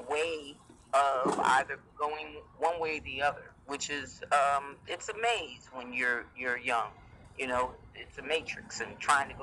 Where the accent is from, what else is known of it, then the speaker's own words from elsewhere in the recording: Newark, New Jersey, United States; moved away as an adult; now in Fayetteville, United States; homebred from Newark, New Jersey